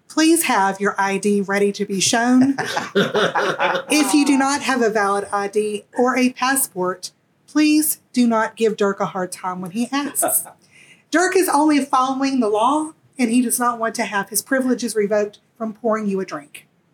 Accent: the South, United States; I am not Irish. If you cannot tell from my accent, I am from the South

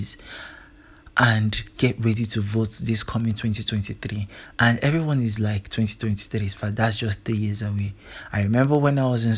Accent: Nigeria; I am a Nigerian, and there is nothing that's going to change that. I am always proud to be a Nigerian, to be a proud Igbo man

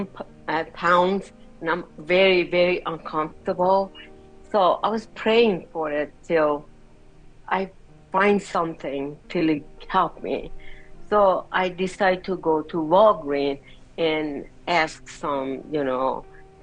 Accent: Iran; moved away; I'm from Iran

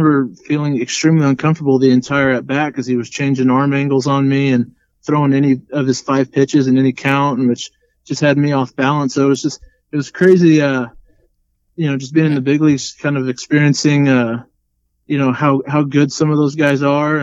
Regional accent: Wichita, Kansas, United States; I was born and raised in Wichita

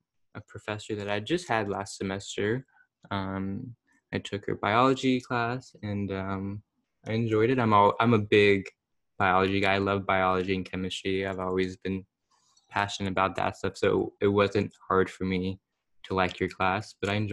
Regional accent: Houston, Texas, United States; moved away as an adult; now in Connecticut, United States; I'm from Houston, but I was like, oh, I'll go to Connecticut

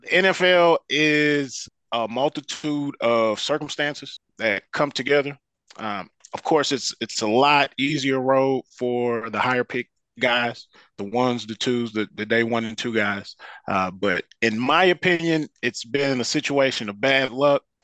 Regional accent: Detroit, Michigan, United States; now in Dallas, United States; I grew up in Detroit

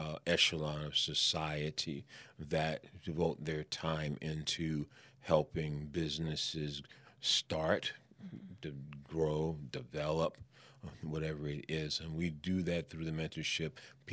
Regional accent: New York, United States; I'm a New Yorker, so hey, I got it.

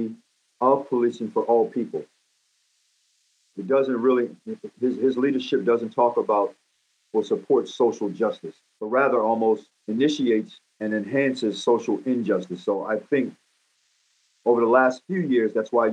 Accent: United States; I'm an American.

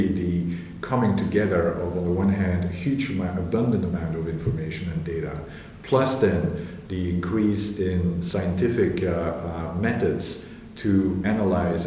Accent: Belgium; moved away as an adult; also born or lived in Glasgow; I'm initially from Belgium, where I was based

